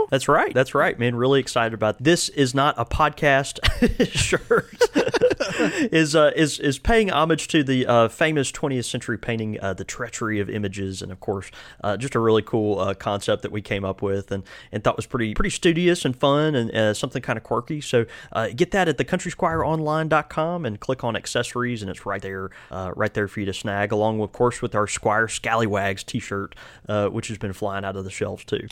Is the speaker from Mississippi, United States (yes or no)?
yes; Mississippi, United States; our fellow Mississippian